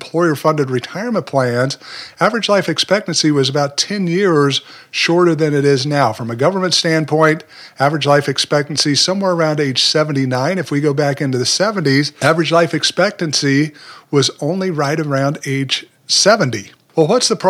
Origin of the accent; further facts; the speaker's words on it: Utah, United States; moved away as an adult; also born or lived in Puerto Rico; now in Memphis, United States; I was raised there, spent most of my life living in Utah